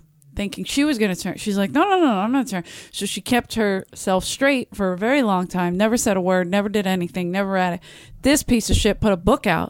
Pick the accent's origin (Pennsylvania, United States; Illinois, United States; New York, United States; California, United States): Pennsylvania, United States; Philadelphia; I'm from South Philly.